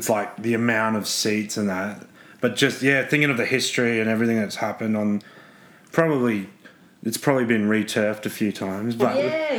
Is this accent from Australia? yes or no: yes; Brisbane, Queensland, Australia; moved away as an adult; also born or lived in Melbourne; I'm originally from Brisbane. I grew up with rugby league.